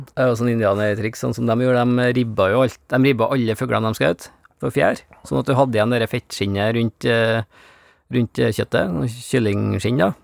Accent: Norway; jeg er jo fra Bygde-Norge

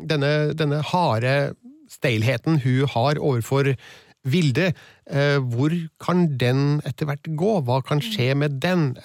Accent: Trøndelag, Norway

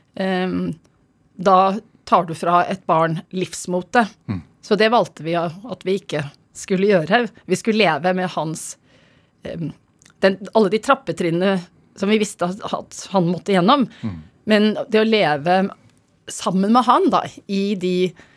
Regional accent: Oslo, Norway; Jeg har vokst opp på, på Stovner

